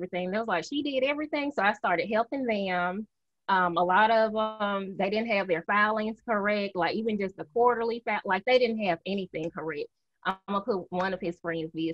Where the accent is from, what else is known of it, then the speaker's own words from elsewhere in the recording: Mississippi, United States; I am from Mississippi, good old Southern girl. When people hear me, they automatically say, "Where are you from?"